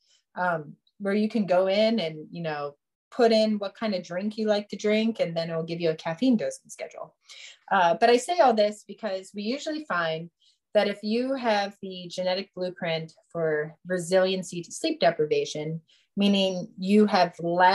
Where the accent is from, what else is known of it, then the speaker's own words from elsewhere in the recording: Youngstown, Ohio, United States; where I grew up in Youngstown, Ohio